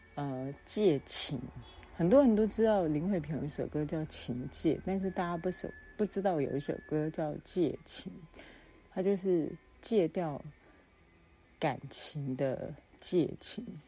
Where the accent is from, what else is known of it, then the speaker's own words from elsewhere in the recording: Yilan County, Taiwan; moved away as an adult; also born or lived in Taipei / Hsinchu / Taichung; 我回到了我的家乡宜兰。那除了拜访亲友之外，我最，这一次最重要的目的就是要回到我的母校，复兴工商专校，也就是南洋技术学院，简称南技